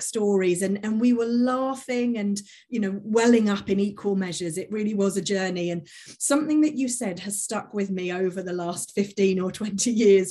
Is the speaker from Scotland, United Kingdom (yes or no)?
no; Milton Keynes, South East England, United Kingdom; in my hometown, Milton Keynes